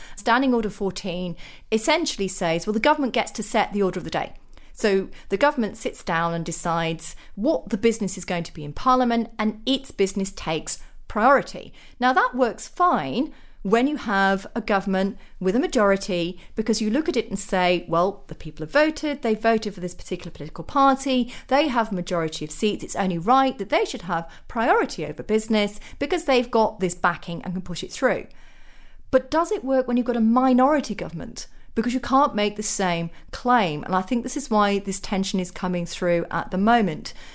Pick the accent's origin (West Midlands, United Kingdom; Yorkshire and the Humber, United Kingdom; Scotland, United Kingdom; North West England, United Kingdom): Yorkshire and the Humber, United Kingdom; Sheffield; I'm a working class Sheffielder by birth. So if you go back to my hometown